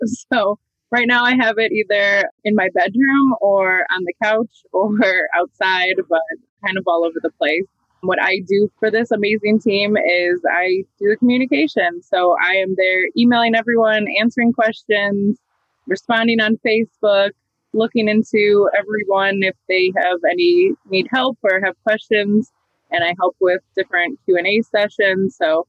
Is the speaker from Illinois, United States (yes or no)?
yes; Chicago, Illinois, United States; moved away; I am currently traveling the country in an RV. So right now we're in Arizona. I'm originally from Chicago